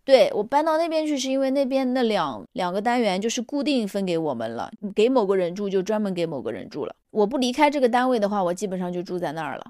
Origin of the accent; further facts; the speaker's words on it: China; 我们中国人来说，过完农历才是真正的新的一 年